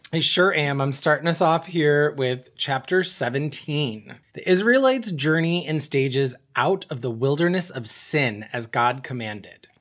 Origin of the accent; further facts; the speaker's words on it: Buffalo, New York, United States; now in Detroit, United States; I applied to schools in my hometown in Buffalo